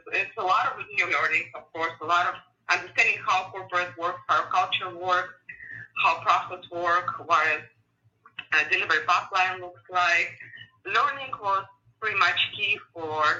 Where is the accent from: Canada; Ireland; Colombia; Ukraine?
Ukraine; English is a second language; moved away as an adult; also born or lived in San Francisco, United States; now in United States; I'm born and raised in Ukraine and went to high school there